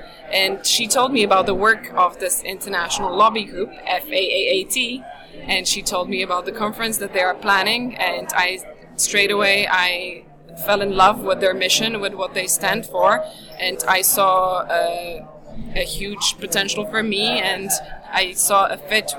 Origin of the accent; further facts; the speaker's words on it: Slovakia; English is a second language; also born or lived in London, United Kingdom; now in Los Angeles, United States; Yes, I live in Los Angeles, but I'm originally from Slovakia.